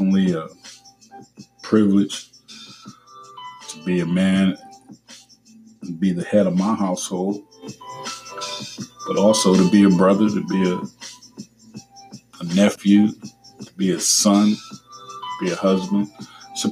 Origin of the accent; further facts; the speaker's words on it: Cleveland, Ohio, United States; I remember growing up in Cleveland, on the east side of Cleveland